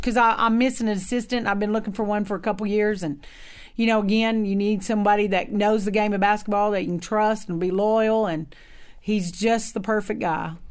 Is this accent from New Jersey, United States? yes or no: no; Ardmore, Oklahoma, United States; moved away; also born or lived in Texas; We're both from Oklahoma, the Ardmore area